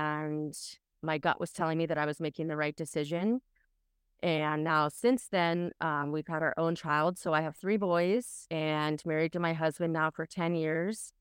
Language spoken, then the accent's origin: English; Orange County, California, United States; I am from Orange County, California, and that's where I currently reside